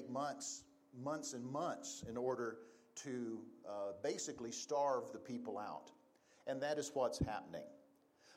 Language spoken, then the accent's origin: English; Texas, United States; moved away as an adult; now in Casper, United States; We are originally from Texas. We moved up here 25 years ago to Casper